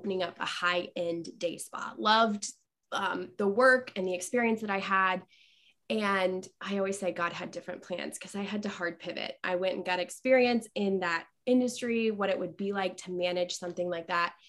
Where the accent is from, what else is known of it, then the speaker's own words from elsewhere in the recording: Westfield, Indiana, United States; moved away as an adult; now in Central Illinois, United States; my hometown of Westfield, Indiana.